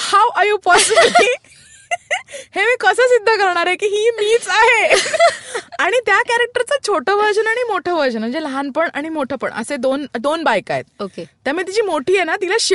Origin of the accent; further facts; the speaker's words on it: Mumbai, Maharashtra, India; अजिबात नाही मी मुंबईचीच आहे